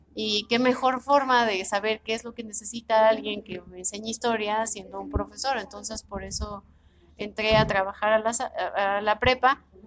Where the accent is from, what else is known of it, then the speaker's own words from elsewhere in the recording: Mexico City, Mexico; Sí, sí, soy, soy de aquí de México, nací aquí en la ciudad